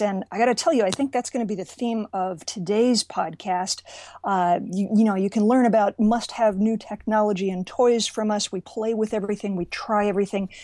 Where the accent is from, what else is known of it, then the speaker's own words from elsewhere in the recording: Richmond, Virginia, United States; moved away; Richmond, Virginia, my hometown